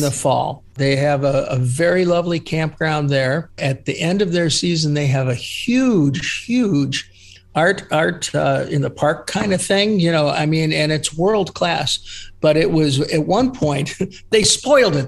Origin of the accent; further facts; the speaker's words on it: East Cleveland, Ohio, United States; I grew up in East Cleveland. I went to Shaw High School